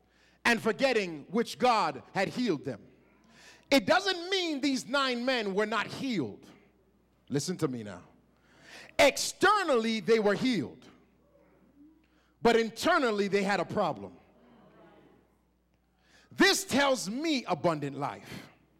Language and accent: English; Toronto, Ontario, Canada; excuse me, sir, help me. I'm from Canada. I struggle. I'm from Toronto. I don't often see pink flamingos.